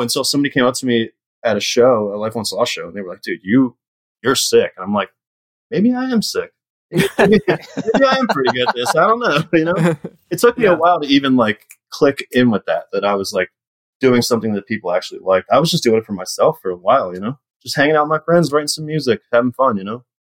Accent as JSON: {"language": "English", "town": "Yardley", "region": "Pennsylvania", "country": "United States", "tie": "born or raised there", "said": "where I grew up in Yardley"}